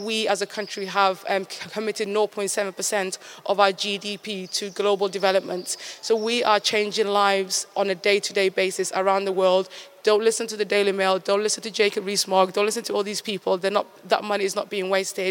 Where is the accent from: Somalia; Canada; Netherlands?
Somalia; Somaliland; now in United Kingdom; my birthplace of Somaliland